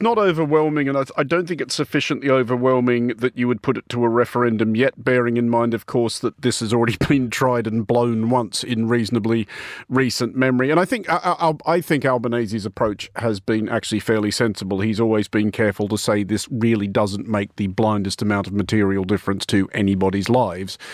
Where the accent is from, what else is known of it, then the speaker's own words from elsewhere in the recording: Australia; this Australian